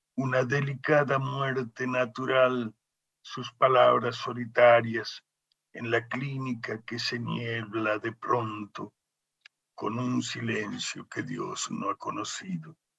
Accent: Salta, Argentina; moved away as an adult; cuando yo vuelvo a Salta, mi tierra

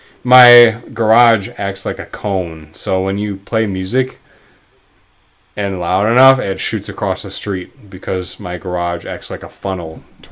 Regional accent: Wisconsin, United States; And we say ope because we're from Wisconsin

